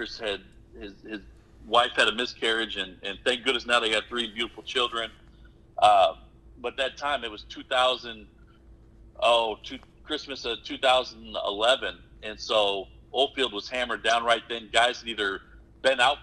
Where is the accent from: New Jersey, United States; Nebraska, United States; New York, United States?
Nebraska, United States; Omaha; moved away as an adult; also born or lived in Oklahoma; now in Miami, Texas, United States; I'm originally born and raised in Omaha, Nebraska